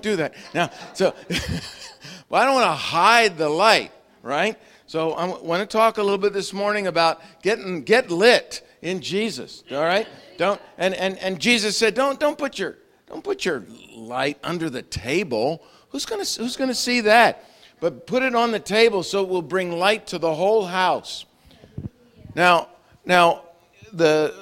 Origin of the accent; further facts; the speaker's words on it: Long Island, New York, United States; I grew up on Long Island.